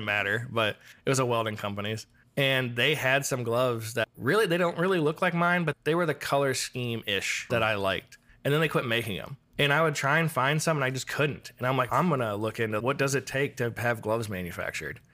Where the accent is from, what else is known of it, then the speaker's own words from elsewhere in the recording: Iowa, United States; moved away; growing up in Iowa